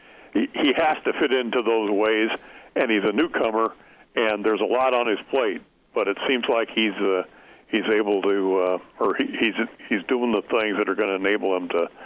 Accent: York, Nebraska, United States; born or raised there; also born or lived in Beatrice, Nebraska

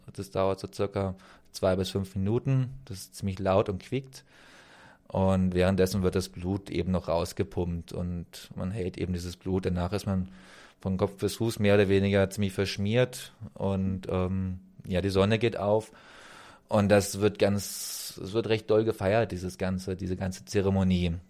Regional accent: Germany; moved away as an adult; also born or lived in Romania; bei uns in Deutschland. Ich bin 87 geboren

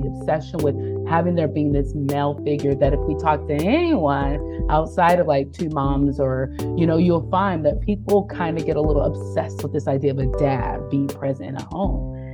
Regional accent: North Carolina, United States; moved away as an adult; now in Bethlehem, United States; I was born and raised in North Carolina.

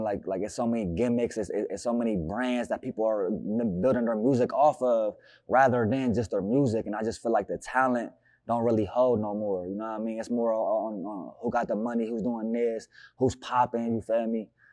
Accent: Newark, Ohio, United States; I'm from Newark

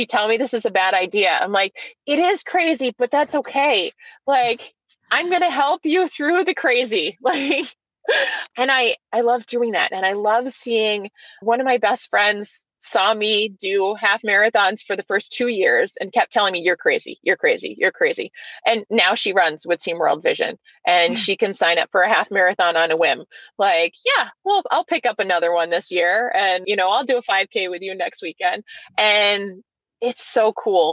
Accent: New Hampshire, United States; now in Michigan, United States; I'm going to go back to my home state of New Hampshire

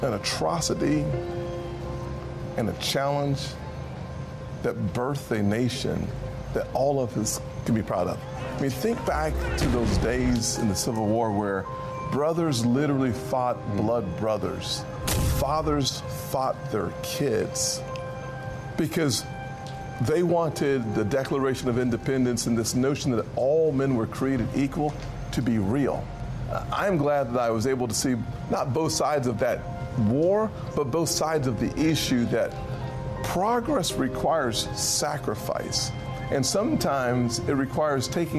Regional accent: Charleston, South Carolina, United States; growing up here in Charleston

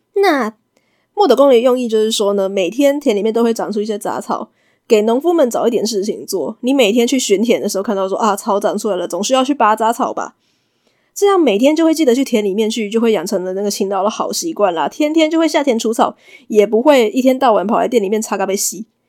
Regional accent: Taiwan; 我是一个台妹，台湾人，南方妹子

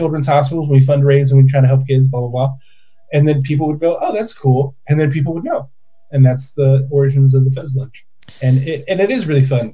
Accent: Oregon, United States; moved away; also born or lived in California; even though I'm from Oregon

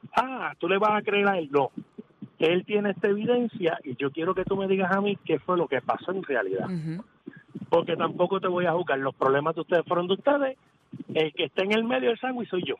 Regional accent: San Juan, Puerto Rico; Yo yo me crié en Llorentorre. Torres. Y a mí siempre me enseñaron en el caserío

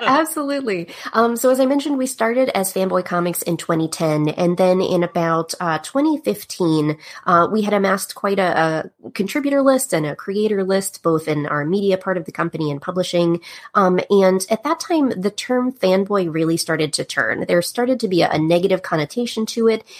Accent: Pittsburgh, Pennsylvania, United States; moved away; I'm from the East Coast originally, Pittsburgh, Pennsylvania. And uh, I grew up uh, as a kid backstage a lot in the theater.

